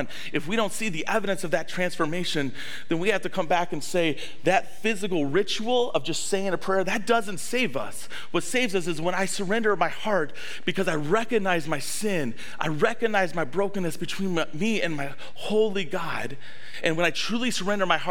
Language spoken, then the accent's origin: English; the South, United States; now in La Crosse, United States; I grew up in the South